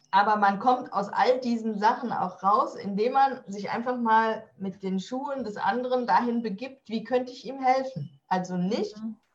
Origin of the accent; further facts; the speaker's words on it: Rhineland, Germany; Ich komme ja aus dem Rheinland.